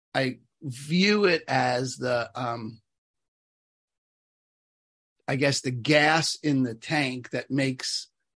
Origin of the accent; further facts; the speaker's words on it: New York, United States; I'm from New York